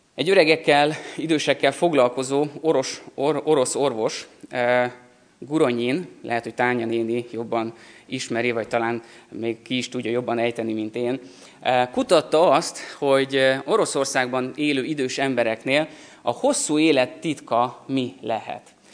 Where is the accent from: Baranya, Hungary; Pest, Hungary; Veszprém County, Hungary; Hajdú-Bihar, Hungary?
Pest, Hungary; Szentendre; Szentendrén, ahol felnőttem